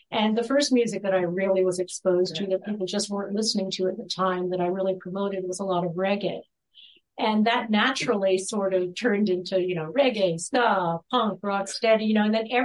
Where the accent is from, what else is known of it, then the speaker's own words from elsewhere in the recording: East Coast, United States; I wasn't from there. I was from the East Coast, but the logical place to go was New York City